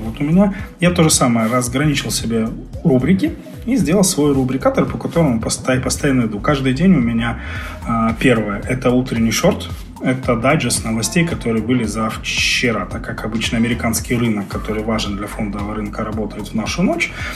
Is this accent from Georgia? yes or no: no; Crimea, Ukraine; moved away as an adult; also born or lived in Kharkiv, Ukraine; now in Kazakhstan; Я не местный, я не казахстанец. Я родился и вырос в Крыму